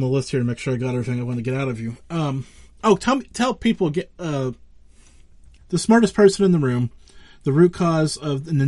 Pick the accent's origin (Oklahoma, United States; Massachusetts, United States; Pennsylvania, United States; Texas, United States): Pennsylvania, United States; Western; I'm from Western Pennsylvania